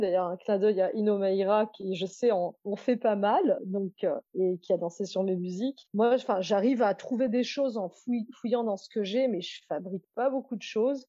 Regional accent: Réunion; Je suis réunionnaise

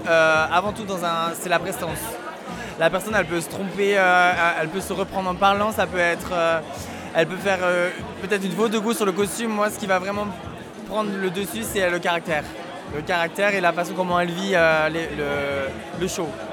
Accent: south of France, France; moved away as an adult; also born or lived in Hamburg; Je suis originaire du sud de la France

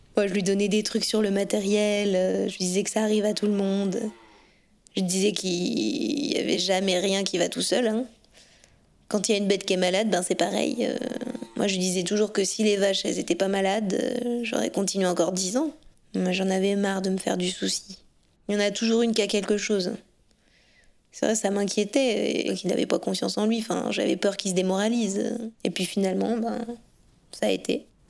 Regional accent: Ouroux, Auvergne-Rhône-Alpes, France; also born or lived in Lyon; je suis native d'Ourou, dans le Rhône, donc euh, c'est pas très loin d'ici.

